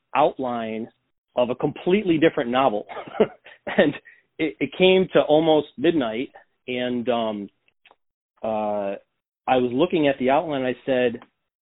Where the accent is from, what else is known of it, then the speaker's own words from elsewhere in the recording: New York, United States; I came home to my hometown in New York